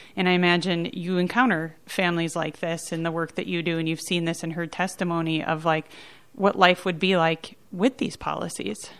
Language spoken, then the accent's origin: English; Duluth, Minnesota, United States; I'm from Duluth